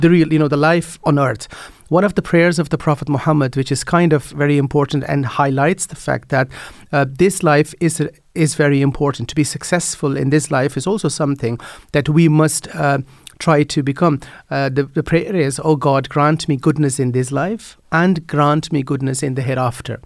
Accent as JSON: {"language": "English", "country": "Netherlands", "tie": "born or raised there", "moved": "as an adult", "lives_now": "Ireland", "said": "I grew up in the Netherlands"}